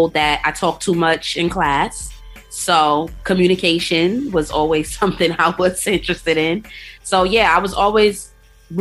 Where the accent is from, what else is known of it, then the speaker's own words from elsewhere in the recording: New York City, New York, United States; I'm from Queens, South Jamaica, Queens, New York City